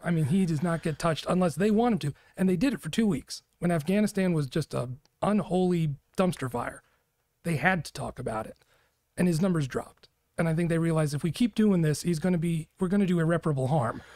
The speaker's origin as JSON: {"language": "English", "region": "New York", "country": "United States", "tie": "born or raised there", "moved": "yes", "lives_now": "Arizona, United States", "said": "I grew up in New York."}